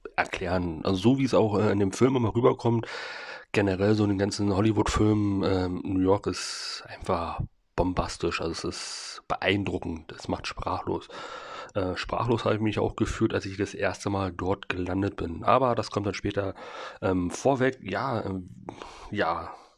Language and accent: German; Germany; ich als, als richtiger Deutscher